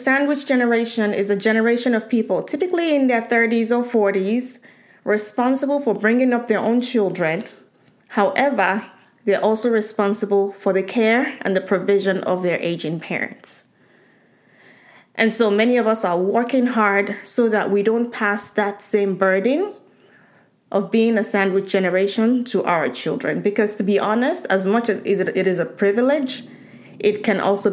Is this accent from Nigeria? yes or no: yes; Nigeria; moved away; So growing up in Nigeria